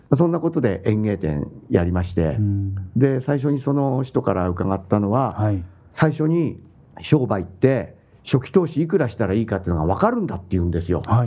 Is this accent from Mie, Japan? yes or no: no; Keihin Industrial Zone, Tokyo, Japan; now in Saitama, Japan; 町はあの京浜工業地帯の、はい、まあ、町工場下町ですね軒と軒がひしめき合っているようなところで、はい、まあ、生まれ育ち3時までおりました